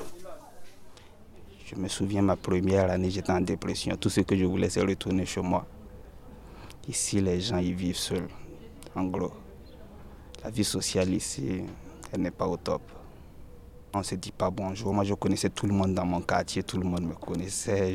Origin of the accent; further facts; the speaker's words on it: Burkina Faso; moved away as an adult; now in France; Je suis burkinabé et je suis là depuis deux mille treize.